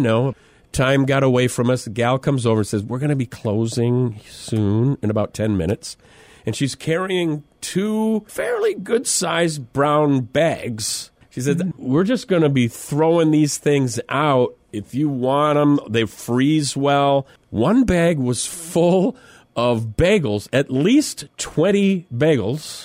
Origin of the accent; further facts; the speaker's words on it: Mitchell, South Dakota, United States; This is Mitchell, South Dakota.